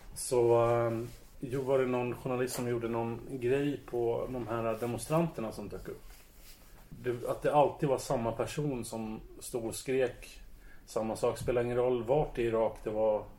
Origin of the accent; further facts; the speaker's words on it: Södertälje, Stockholm County, Sweden; jag är uppväxt bland dem i Södertälje